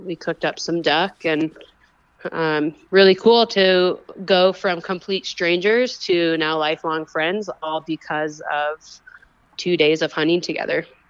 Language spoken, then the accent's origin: English; Washington, United States; now in Colorado, United States; grew up in Washington State. I grew up in a hunting family